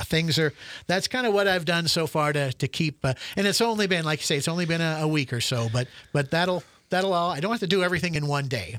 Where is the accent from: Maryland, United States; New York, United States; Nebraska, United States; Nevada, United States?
Nebraska, United States; Spalding; moved away as an adult; also born or lived in Ord, Nebraska; now in Alliance, United States; my hometown of Spalding